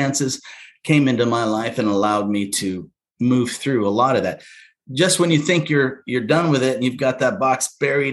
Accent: Alaska, United States; I was born in Alaska to a family of 10 in a subsistence style living

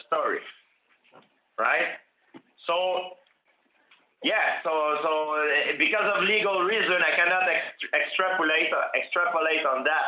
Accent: Canada; I'm from Canada

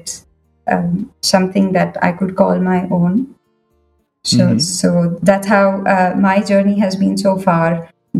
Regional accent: Bangalore, Karnataka, India; moved away as an adult; now in Singapore; I'm from Bangalore, down south.

